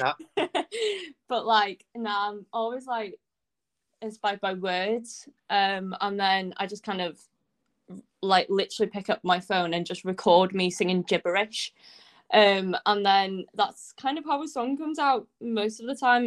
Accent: Anglesey, Wales, United Kingdom; I come from Anglesey, so there's literally no music scene here at all

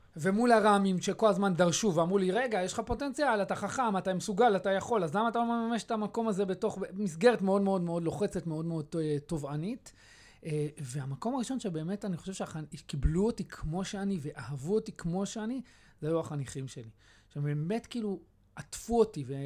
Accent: Beit Shemesh, Jerusalem District, Israel; also born or lived in Kiryat Arba; בתור ילד גדלתי בקריית ארבע, זה, זה, זה, זה תקופת הילדות שלי. בתחילת האינתיפאדה הראשונה עברנו לבית שמש

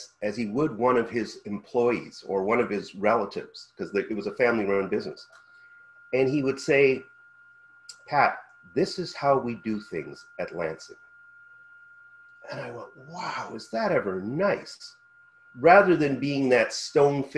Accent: Canada; as a Canadian

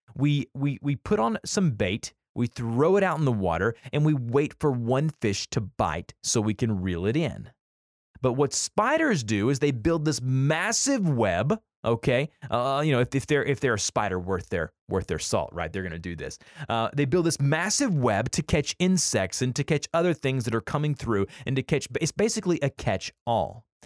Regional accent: the South, United States; we're from the South

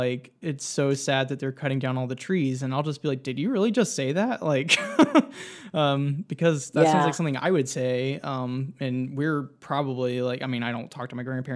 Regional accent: Georgia, United States; moved away as an adult; also born or lived in Nashville, Tennessee; I'm originally from Georgia, but I moved back here after the pandemic started.

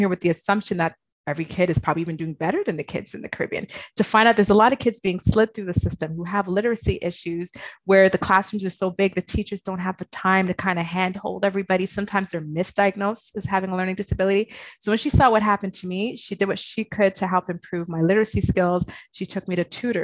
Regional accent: Toronto, Ontario, Canada; I grew up in Malvern, but I went to Laurier, which is like kind of by Galloway, Morningside area

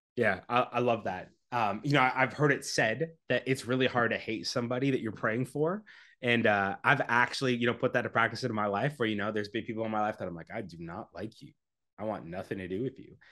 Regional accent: Canada; I'm from Canada. Um, constantly trying to leave, but live there now.

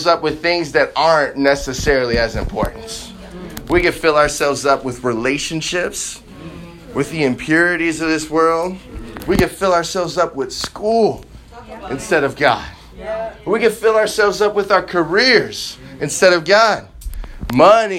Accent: Chicago, Illinois, United States; now in Seattle, United States; I grew up in Chicago

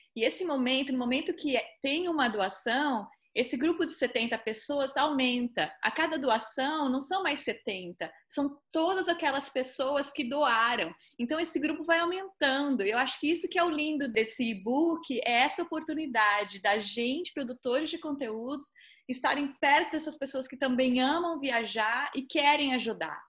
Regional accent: Southeast Brazil, Brazil; eu sou do Sudeste

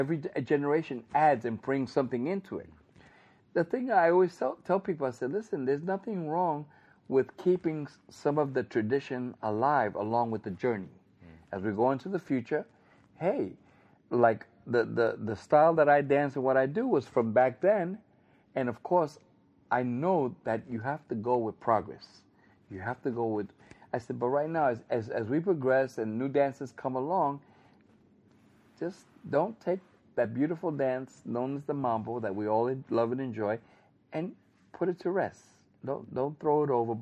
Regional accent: New York, United States; I come from New York

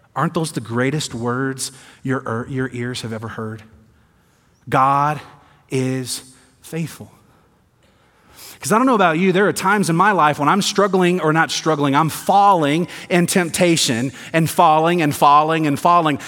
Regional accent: the South, United States; moved away; I'm from the South, grew up in the South

